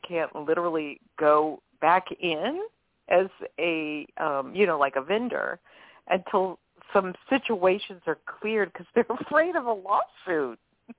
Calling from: New Orleans, Louisiana, United States; from New Orleans.

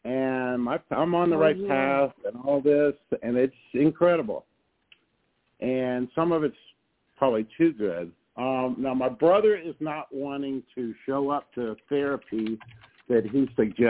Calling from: Texas, United States; I'm calling from Texas

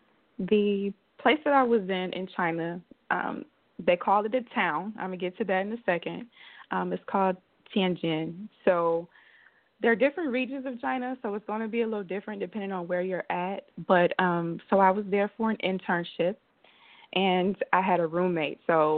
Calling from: Belize; I'm in Belize right now.

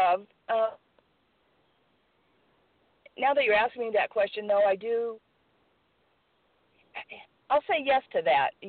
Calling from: California, United States; from California.

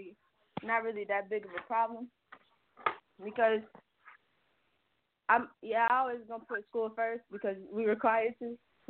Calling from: Atlanta, Georgia, United States; I'm calling from Atlanta.

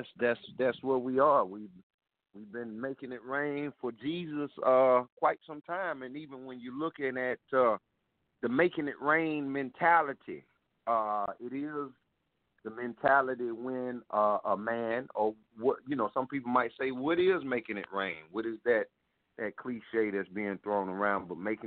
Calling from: South Carolina, United States; I'm calling from South Carolina.

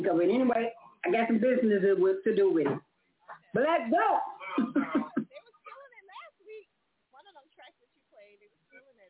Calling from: Wisconsin, United States; I'm calling from Wisconsin, still representing

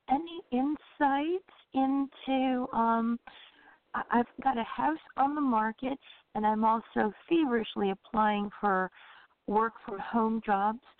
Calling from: Orlando, Florida, United States; Orlando, Florida.

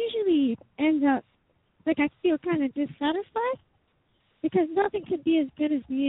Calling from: Kentucky, United States

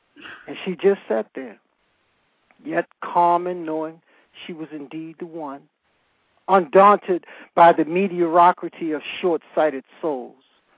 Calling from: Calabasas, California, United States; I'm calling from Calabasas

